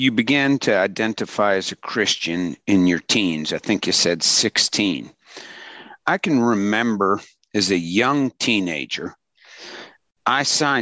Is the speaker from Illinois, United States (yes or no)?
no; Pittsburgh, Pennsylvania, United States; I grew up in Pittsburgh